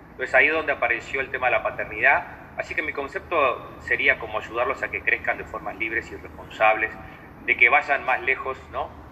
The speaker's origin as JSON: {"language": "Spanish", "country": "Uruguay", "also_born_or_lived": "Canelones", "said": "soy psicólogo uruguayo, vivo, vivo cerquita de Montevideo"}